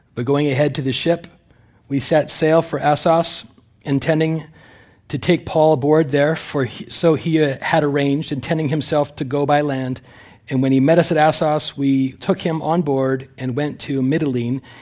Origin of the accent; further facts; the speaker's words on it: Canada; also born or lived in California; now in United States; I'm a Canadian citizen, although I'm in the middle of applying for Amer-, American citizenship